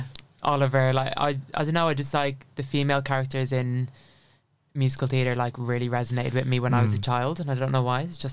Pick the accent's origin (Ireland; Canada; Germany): Ireland; Dublin, Leinster; growing up in Dublin, like not near the West End